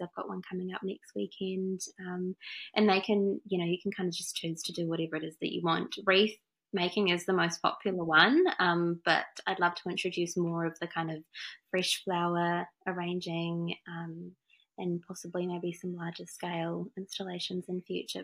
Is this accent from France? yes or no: yes; France; also born or lived in Wanganui, New Zealand; now in Auckland, New Zealand; I'm from France originally.